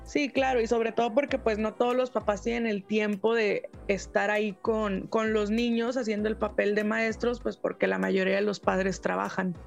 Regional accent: Mexico; aquí en México

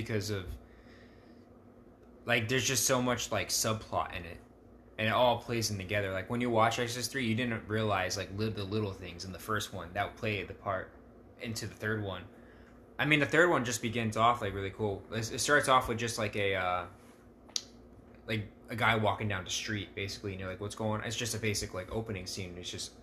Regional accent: Colorado, United States; I'm from Colorado

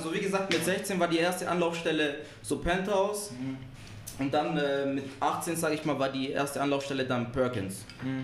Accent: Marbach am Neckar, Baden-Württemberg, Germany; also born or lived in Ludwigsburg / born outside Germany; now in Stuttgart, Germany; Ich komme ursprünglich aus Marbach. Also ich wurde auch gar nicht in Deutschland geboren.

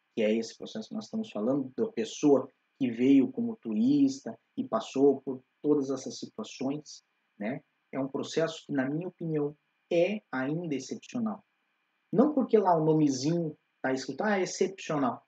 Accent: Curitiba, Paraná, Brazil; moved away; nós ambos somos de Curitiba

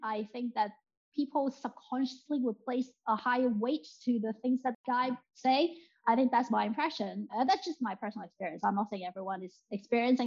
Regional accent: Hong Kong; now in United Kingdom; I'm from Hong Kong, I'm Chinese

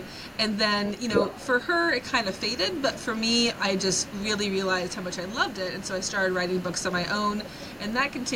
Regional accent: Coshocton, Ohio, United States; growing up in Coshocton, which, you know, I love the town, but it was a very small place

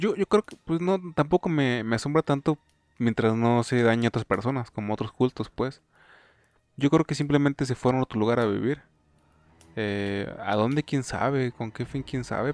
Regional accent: Mexico; tú y yo somos de México

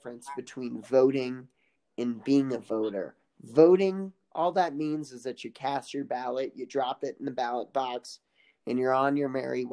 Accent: Kansas, United States; where my hometown is, it's about a 1 or 2 minute drive from, you know, to get to Missouri. Just cross State Line Road.

